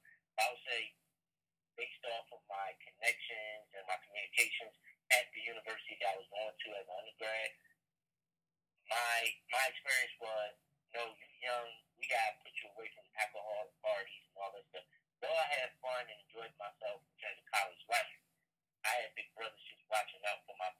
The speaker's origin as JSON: {"language": "English", "town": "Chicago", "region": "Illinois", "country": "United States", "tie": "born there", "said": "One, he was born in Chicago, just like I was born in Chicago."}